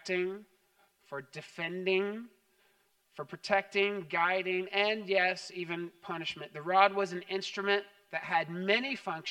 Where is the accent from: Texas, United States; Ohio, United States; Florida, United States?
Texas, United States; growing up in Texas.